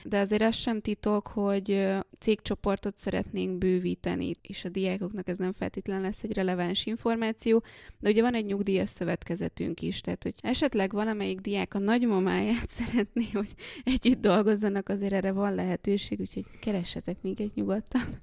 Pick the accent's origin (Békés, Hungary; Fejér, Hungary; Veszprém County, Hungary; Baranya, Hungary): Békés, Hungary; now in Budapest, Hungary; én nem budapesti vagyok, én Békés megyei